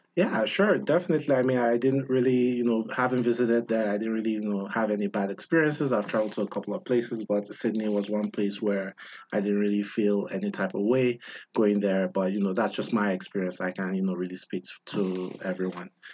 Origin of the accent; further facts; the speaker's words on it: Nigeria; now in United States; When I came from Nigeria to the US